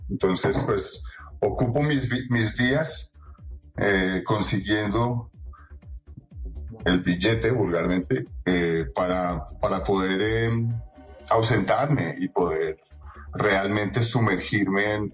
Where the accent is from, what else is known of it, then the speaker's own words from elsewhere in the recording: Colombia; yo no soy gringo, yo nací aquí en Colombia. Sí. Yo presté servicio militar aquí en Colombia. Yo, mejor dicho, soy más colombiano que el queso con bocadillo.